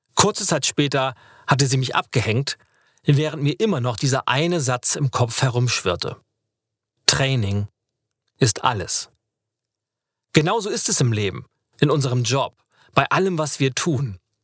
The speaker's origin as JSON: {"language": "German", "town": "Lübeck", "region": "Schleswig-Holstein", "country": "Germany", "tie": "born or raised there", "moved": "yes", "said": "in meiner Heimatstadt Lübeck"}